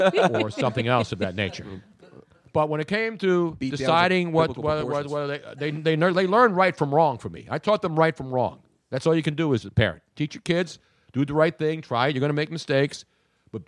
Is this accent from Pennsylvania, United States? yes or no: yes; Philadelphia, Pennsylvania, United States; I'm just Italian from Philly. I'm not angry. I'm from South Philly.